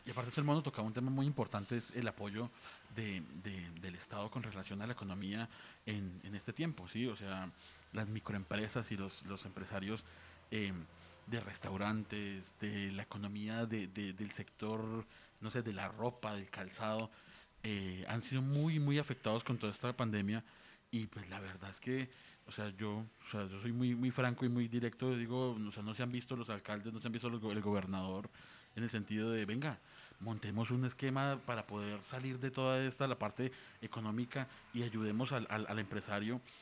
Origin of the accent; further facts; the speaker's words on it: Colombia; como colombiano